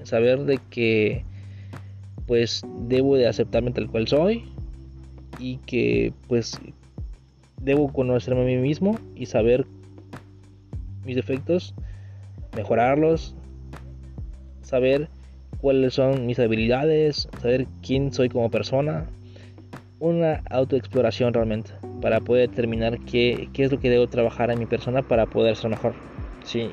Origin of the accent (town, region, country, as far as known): Mexico